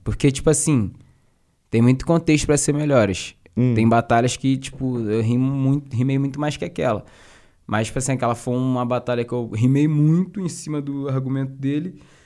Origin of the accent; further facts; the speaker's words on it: Duque de Caxias, Rio de Janeiro, Brazil; eu sou de Caxias, uhum. cria de Caxias, pá, Baixada